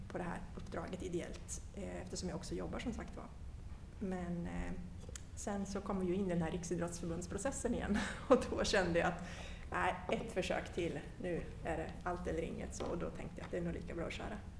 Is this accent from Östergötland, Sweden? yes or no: yes; Linköping, Östergötland, Sweden; moved away as an adult; also born or lived in Stockholm; now in Ekerö, Sweden; jag är född och uppvuxen i Linköping. Eh, bodde där tills jag var 19, flyttade till Stockholm, har varit i Stockholm sedan dess